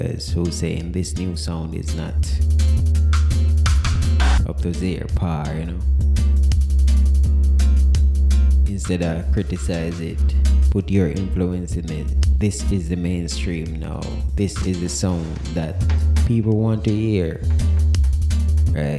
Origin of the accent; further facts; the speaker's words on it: Jamaica; as Jamaican